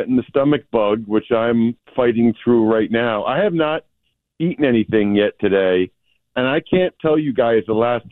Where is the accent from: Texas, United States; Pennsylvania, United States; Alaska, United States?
Pennsylvania, United States; I'm from Pennsylvania